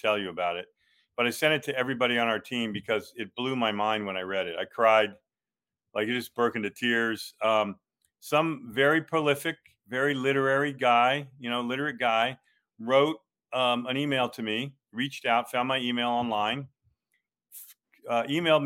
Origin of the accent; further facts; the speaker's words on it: St. Augustine, Florida, United States; my hometown of St. Augustine, Florida